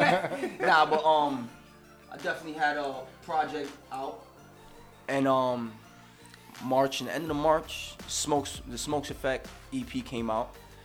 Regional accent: New York City, New York, United States; I'm from the Bronx, man.

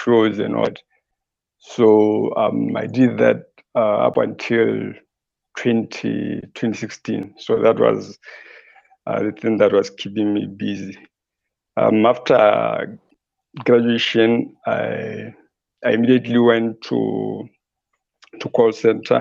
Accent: Botswana; I was born and raised in Kokopong, just some few kilos away from Gaborone, probably 30, if not 40.

